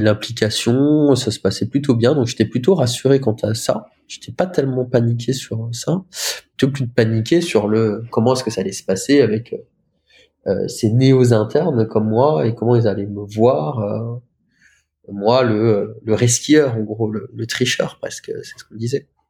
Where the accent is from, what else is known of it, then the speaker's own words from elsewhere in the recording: Lorraine, Grand Est, France; moved away as an adult; also born or lived in Romania; now in Caen, France; j'avais fait des stages dans les dans le, coran CHR près de chez moi, en Lorraine